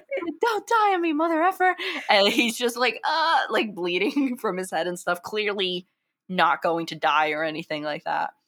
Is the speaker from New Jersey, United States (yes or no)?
no; New York, United States; I'm from New York